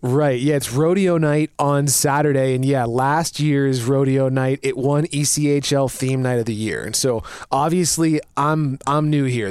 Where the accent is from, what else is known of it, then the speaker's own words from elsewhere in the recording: suburbs of Washington, D.C., East Coast, United States; now in Rapid City, United States; growing up on the East Coast and uh, in the suburbs of D.C.